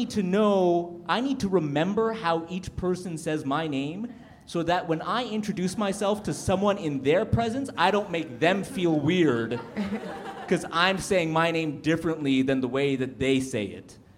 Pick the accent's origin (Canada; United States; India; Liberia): Canada; I, I was in French immersion, like all because I grew up in Canada